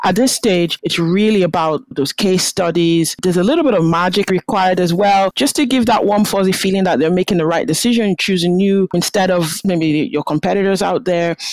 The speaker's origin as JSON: {"language": "English", "country": "Nigeria", "moved": "yes", "lives_now": "Aberdeen, United Kingdom", "said": "I'm Nigerian originally"}